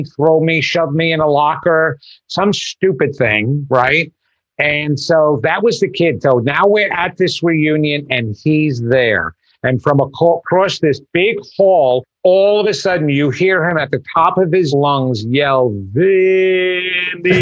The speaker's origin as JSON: {"language": "English", "area": "Long Island", "region": "New York", "country": "United States", "tie": "born or raised there", "said": "I grew up on Long Island in a small town"}